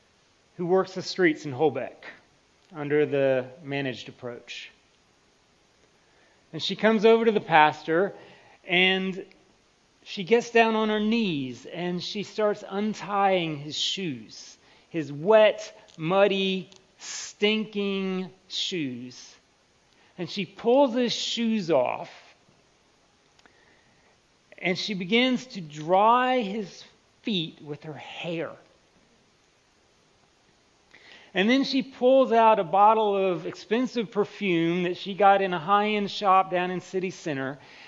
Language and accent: English; United States; was from the United States because you wouldn't be able to tell from my accent otherwise. Yeah, so I get Canada a lot.